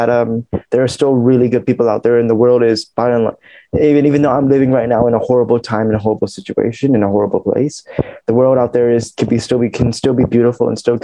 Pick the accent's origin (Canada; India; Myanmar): Myanmar; now in United Kingdom; I'm from Myanmar. I'm 21 years old and I'm currently living in the UK right now.